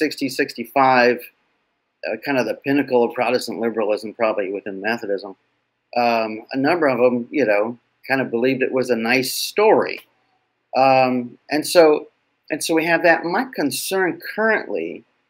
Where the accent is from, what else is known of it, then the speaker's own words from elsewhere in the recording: West Coast, United States; moved away; also born or lived in Boston; I grew up on the West Coast